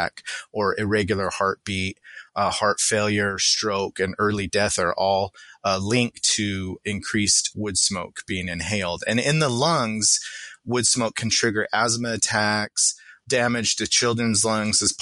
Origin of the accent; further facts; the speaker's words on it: Salt Lake City, Utah, United States; moved away; I grew up in Salt Lake City